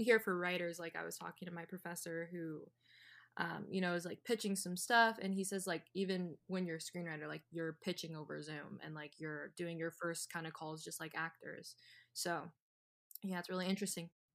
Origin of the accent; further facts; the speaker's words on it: California, United States; growing up in California was very convenient